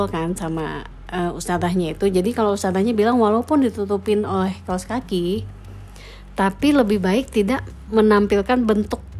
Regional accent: Bali, Indonesia; dia tanya kamu dari mana aku dari Indonesia oh Indonesia iya Bali oh Bali ya Bali adalah salah satu provinsi Indonesia

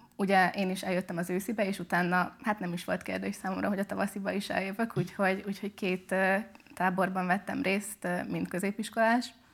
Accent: Szekszárd, Tolna, Hungary; moved away as an adult; now in Pécs, Hungary; de eredetileg Szexádra származom. Én ott nőttem fel, ott is jártam gimibe

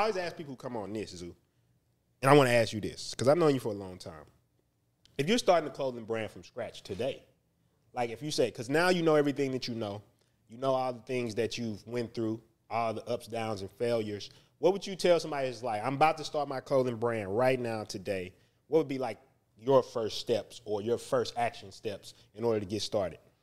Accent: Houston, Texas, United States; I'm from the North Side

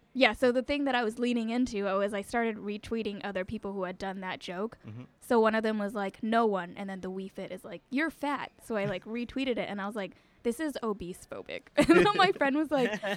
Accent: LA County, south of Los Angeles, Southern California, United States; moved away as an adult; now in Brooklyn, United States; I'm from Southern California. I grew up there, went to school there

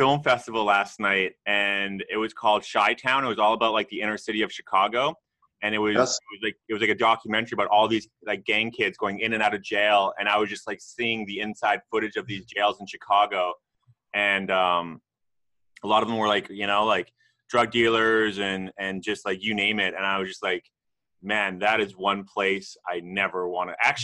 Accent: Canada; I'm actually Canadian, I'm not American

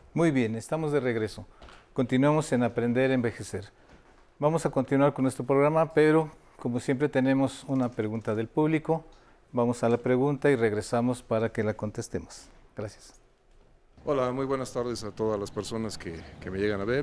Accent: Mexico; soy ciudadano mexicano y tengo interés este, en la cultura de mi país

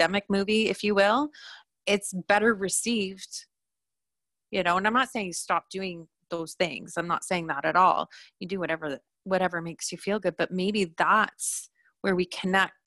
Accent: Canada; as Canadians

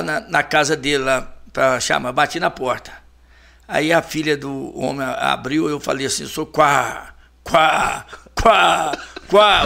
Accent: Ponte Nova, Minas Gerais, Brazil; viemos pra Ponte Nova com eu, eu acho que eu tinha um ano, um ano e meio de idade

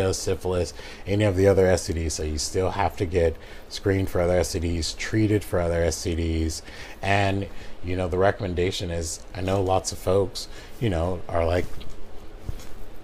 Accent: Sacramento, California, United States; also born or lived in Portland, Oregon / San Francisco Bay Area; So I was born in Portland, Oregon. I moved to Sacramento in 1986. And I have spent a total of 25 years living in Sacramento.

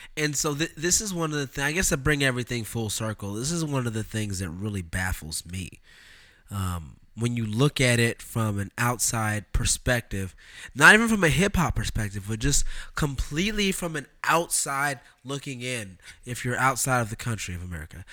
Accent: Oakland, California, United States; Am I product of Oakland

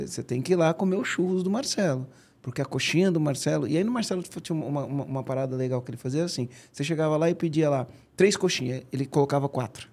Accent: São Bernardo do Campo, São Paulo, Brazil; lá no Rude Ramos, onde eu cresci

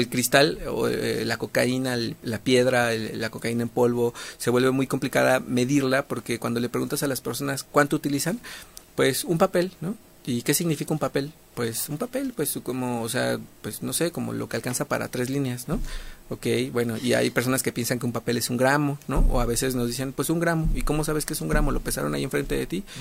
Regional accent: Mexico; somos muy mexicanos

